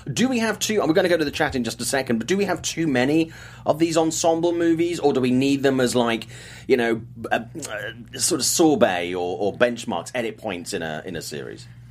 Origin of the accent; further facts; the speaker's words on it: United Kingdom; I'm British